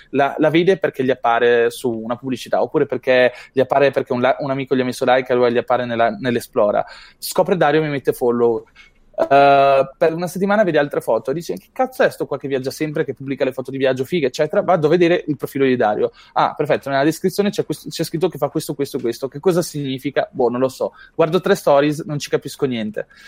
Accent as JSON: {"language": "Italian", "region": "Apulia", "country": "Italy", "said": "decido di andare al Marketers Meetup di, della Puglia, perché sono pugliese."}